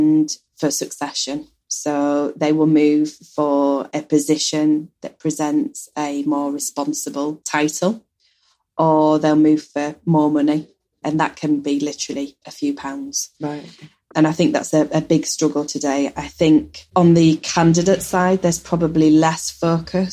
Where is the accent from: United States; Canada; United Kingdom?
United Kingdom; Yorkshire and the Humber; we're from Yorkshire and we know Yorkshire very well